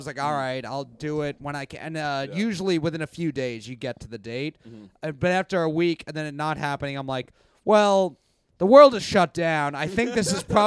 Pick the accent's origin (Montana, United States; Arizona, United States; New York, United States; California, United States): New York, United States; New York City; I grew up in Bayside